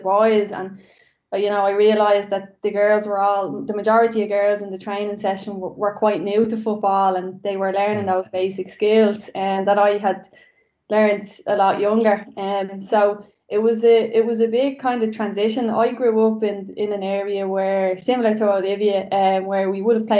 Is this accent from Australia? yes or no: no; Dublin, Leinster, Ireland; we grew up in Coolock